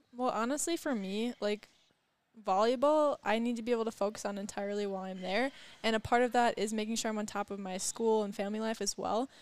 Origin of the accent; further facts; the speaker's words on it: Oconomowoc, Wisconsin, United States; I went to Oconomowoc High School